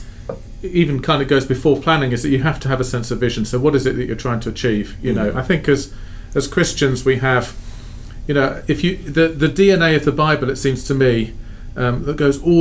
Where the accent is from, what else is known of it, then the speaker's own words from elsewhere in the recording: Sheffield, Yorkshire and the Humber, United Kingdom; moved away as an adult; also born or lived in London; now in Fort Wayne, United States; I was born in London, grew up in a city called Sheffield in northern England.